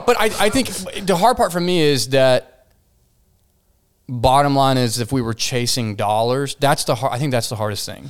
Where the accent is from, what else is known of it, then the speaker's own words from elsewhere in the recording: Fort Worth, Texas, United States; Here, Fort Worth, Texas